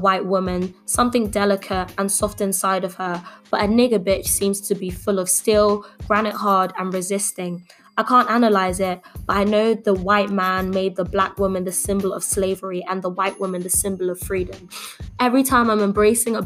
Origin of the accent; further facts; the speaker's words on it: London, United Kingdom; I grew up in Dulwich. It's a lovely area. I love where I'm from.